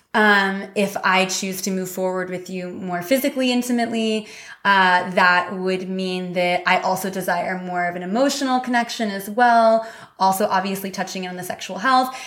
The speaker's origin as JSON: {"language": "English", "region": "Missouri", "country": "United States", "tie": "born or raised there", "said": "I grew up in Missouri Midwest"}